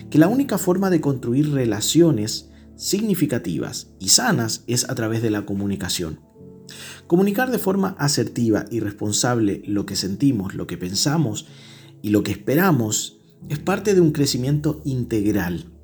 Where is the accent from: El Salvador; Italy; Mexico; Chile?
Chile; ¿Será porque somos chilenos de una cultura que no es muy buena para hablar?